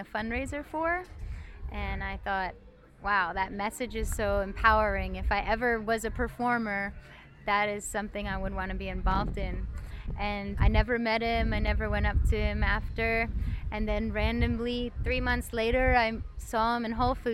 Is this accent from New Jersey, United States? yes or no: yes; Neptune, New Jersey, United States; now in Philadelphia, United States; I originally am from Neptune, New Jersey, but I now live in Philadelphia